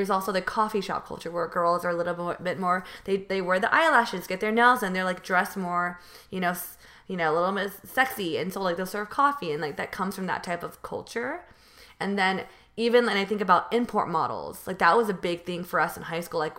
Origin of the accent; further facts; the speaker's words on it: California, United States; So I'm from NorCal, which is north, you know, north versus NorCal versus SoCal. I'm from the Bay Area, and so I'm really close to San Jose.